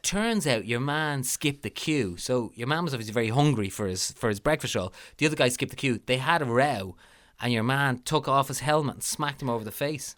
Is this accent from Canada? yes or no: no; Ireland; as Irish people